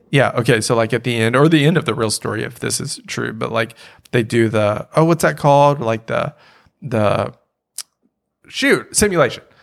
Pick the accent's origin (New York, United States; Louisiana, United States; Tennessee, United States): Louisiana, United States; moved away; also born or lived in Ohio / Oklahoma; Growing up in Louisiana